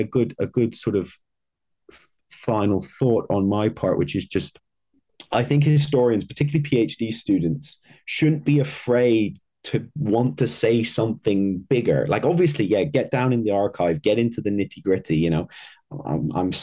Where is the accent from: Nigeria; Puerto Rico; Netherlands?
Netherlands; I'm from the Netherlands.